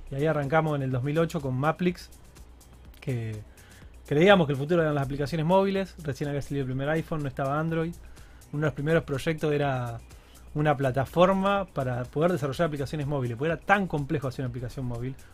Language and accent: Spanish; Rosario, Santa Fe, Argentina; Yo nací en Santa Fe Capital, pero de chiquito me vine a Rosario. Me considero rosarino